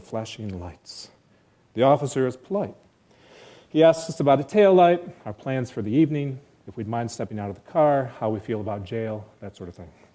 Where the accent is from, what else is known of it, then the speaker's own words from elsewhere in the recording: rural area north of Clarkston, Michigan, United States; back to my rural outpost north of Clarkston